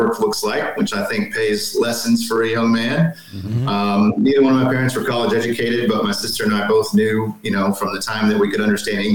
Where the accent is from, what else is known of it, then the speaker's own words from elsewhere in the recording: Texas, United States; growing up in Texas